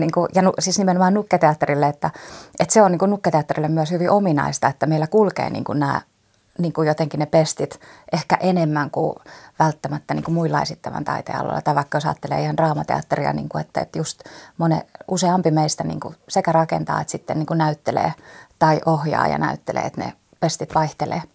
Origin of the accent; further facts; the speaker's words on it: Turku, Southwest Finland, Finland; mä oon turkulainen nukketeatteritaiteilija